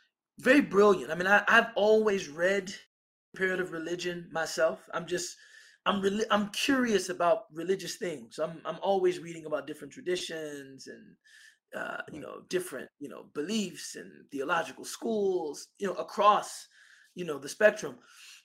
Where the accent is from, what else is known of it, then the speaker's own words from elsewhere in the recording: United States; as an American